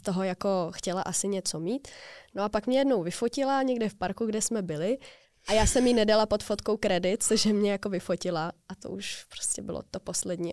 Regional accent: Prague, Czechia; Já jsem z Prahy

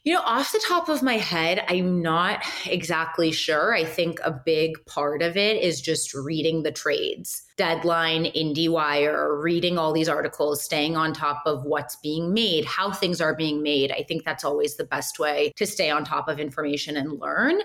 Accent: Los Angeles, California, United States; also born or lived in Boston; I am born and raised in Los Angeles.

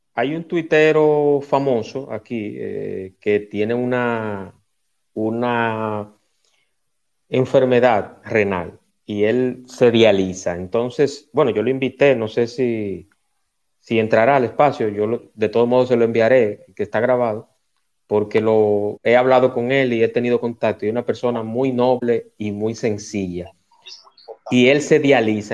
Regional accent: Dominican Republic; yo soy dominicano y vivo aquí

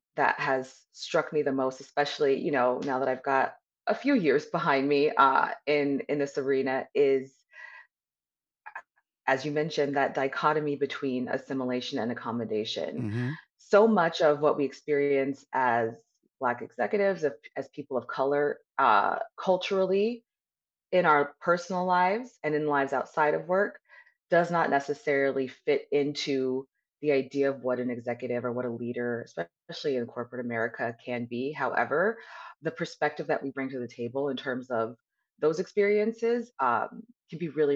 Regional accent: Southern California, United States; I was born and raised in Southern California

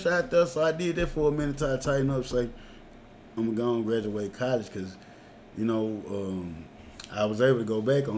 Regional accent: Jackson, Mississippi, United States; I'm from Jacktown

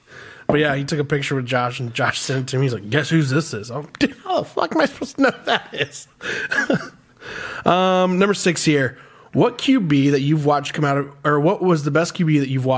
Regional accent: Wapakoneta, Ohio, United States; you from Walpock and Etta? I was like, yeah.

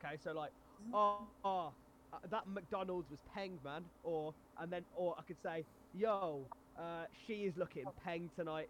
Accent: Birmingham, West Midlands, United Kingdom; So we're from Birmingham, but we don't. And like everyone in the UK thinks that we're like the scum of the earth because we're from Birmingham.

